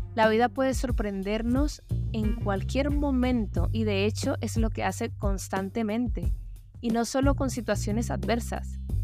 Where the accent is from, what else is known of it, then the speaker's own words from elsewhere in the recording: Colombia; moved away; Colombia, mi país de origen